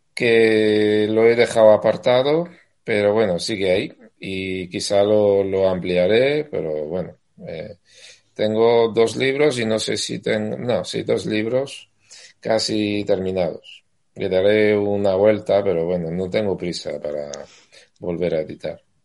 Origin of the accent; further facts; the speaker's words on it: Castellammare di Stabia, Campania, Italy; Spanish is a second language; moved away as an adult; now in Madrid, Spain; yo soy napolitano, vivo, bueno, he vivido en un pueblo cercano eh, que se llama Castalamar, Edistavia